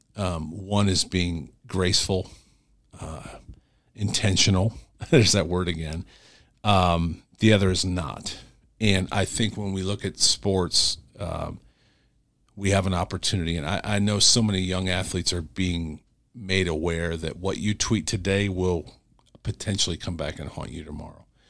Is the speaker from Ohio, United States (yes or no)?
yes; Cleveland, Ohio, United States; I'm from Cleveland